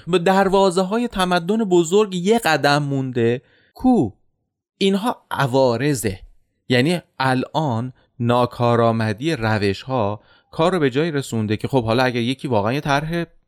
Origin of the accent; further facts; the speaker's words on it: Iran; به عنوان یک ایرانی